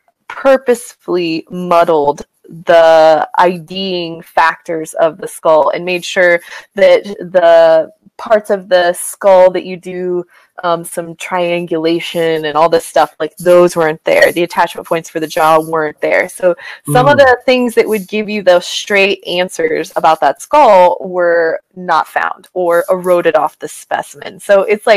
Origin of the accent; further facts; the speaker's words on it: Kansas, United States; now in Montana, United States; Living here in Montana, I'm from Kansas